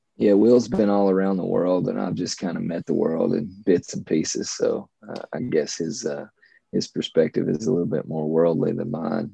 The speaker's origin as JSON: {"language": "English", "region": "Eastern Kentucky", "country": "United States", "tie": "born or raised there", "said": "30 something male from Appalachia. Uh, got three kids, wife. I lived here my whole"}